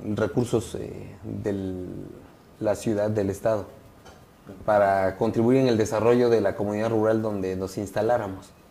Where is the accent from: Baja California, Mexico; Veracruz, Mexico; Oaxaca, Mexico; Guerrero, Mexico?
Oaxaca, Mexico; somos los únicos oaxaqueños que hemos ido a representar a, Oaxaca